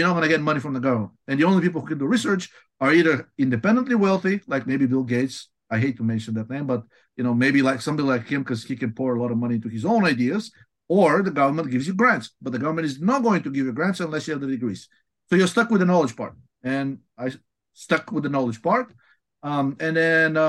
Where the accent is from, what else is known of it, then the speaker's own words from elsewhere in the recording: Bulgaria; moved away as an adult; also born or lived in Washington, D.C.; now in United States; I'm originally from Bulgaria